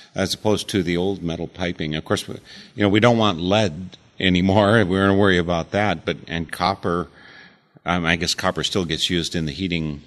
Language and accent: English; United States; also born or lived in Eau Claire; as an American